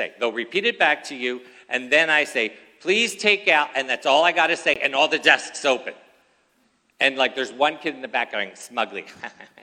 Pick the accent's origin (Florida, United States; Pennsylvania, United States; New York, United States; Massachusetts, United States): Pennsylvania, United States; Philadelphia; now in California, United States; I was originally born in Philadelphia